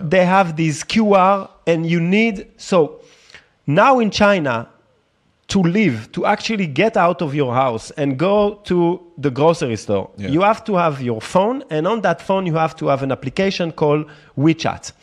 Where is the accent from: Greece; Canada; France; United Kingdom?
France; now in Tel Aviv, Israel; I grew up in France